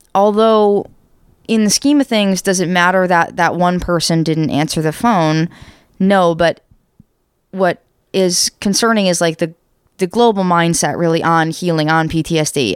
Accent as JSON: {"language": "English", "country": "United States", "said": "we're American, in case you can't tell"}